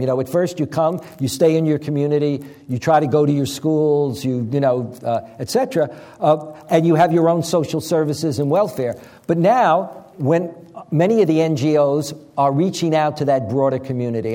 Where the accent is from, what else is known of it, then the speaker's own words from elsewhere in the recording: New York City, New York, United States; raised in Long Island, and I'm from Brooklyn